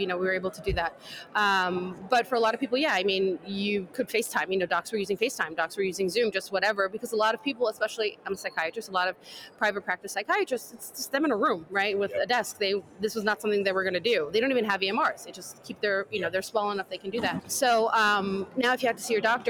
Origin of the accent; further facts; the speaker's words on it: New York, United States; I'm a New Yorker, born and bred